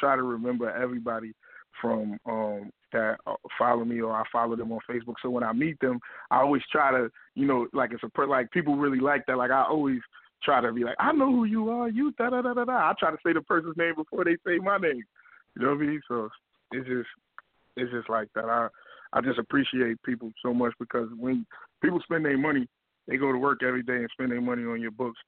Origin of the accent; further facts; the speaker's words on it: New York, United States; I grew up in New York